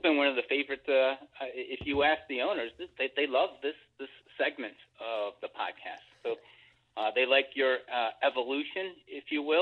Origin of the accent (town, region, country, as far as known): United States